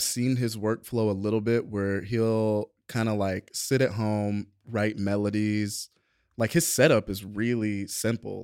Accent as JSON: {"language": "English", "town": "Atlanta", "region": "Georgia", "country": "United States", "tie": "born or raised there", "also_born_or_lived": "Savannah, Georgia", "said": "born, raised in Savannah, moved to Atlanta when I was, like, ten"}